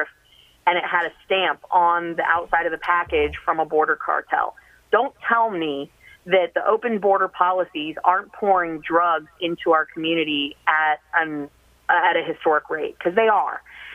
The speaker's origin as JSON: {"language": "English", "town": "Gainesville", "region": "Florida", "country": "United States", "tie": "born or raised there", "said": "my hometown at Gainesville"}